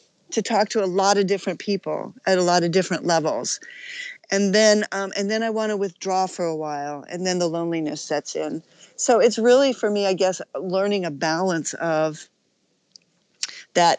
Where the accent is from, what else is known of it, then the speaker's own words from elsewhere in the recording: Alpine, California, United States; also born or lived in New York City; I grew up in Alpine here in San Diego, up in the mountains